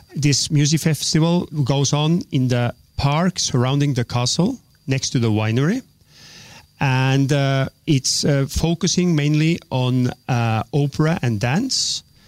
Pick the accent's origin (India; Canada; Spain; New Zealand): Spain; also born or lived in Oslo, Norway; my main education has been here in Spain